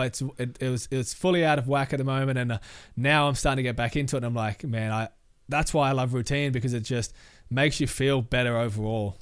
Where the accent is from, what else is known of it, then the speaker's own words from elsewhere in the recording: Logan City, Queensland, Australia; I grew up in Logan City